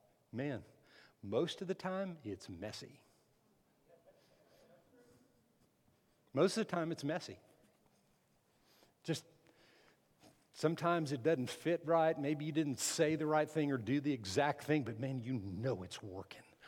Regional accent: Las Cruces, New Mexico, United States; moved away; also born or lived in McAllen, Texas; I lived in McAllen in the Rio Grande Valley, but in New Mexico, in Las Cruces, it was the Mesilla Valley

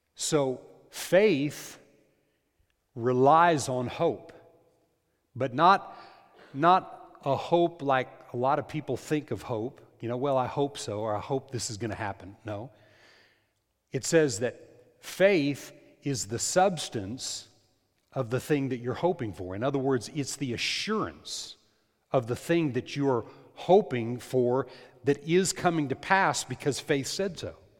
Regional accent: New Mexico, United States; moved away; In New Mexico, in the Rio Grande Valley there

